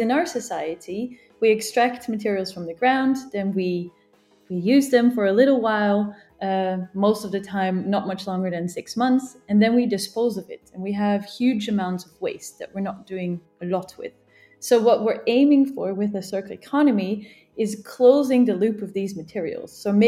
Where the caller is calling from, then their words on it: Geneva, Switzerland; I'm calling in from Geneva.